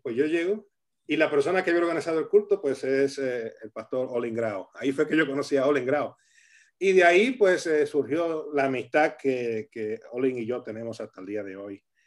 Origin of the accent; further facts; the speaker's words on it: Camuy, Puerto Rico; moved away as an adult; also born or lived in Arecibo, Puerto Rico; now in Rivas-Vaciamadrid, Spain; yo soy del pueblo de Camuy, vivía a unos dos kilómetros del Ministerio Cristo Viene